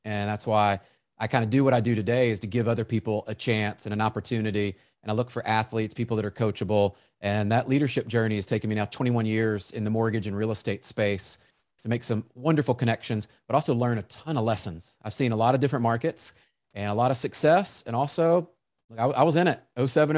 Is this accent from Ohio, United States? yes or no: no; Memphis, Tennessee, United States; I grew up in Memphis, Tennessee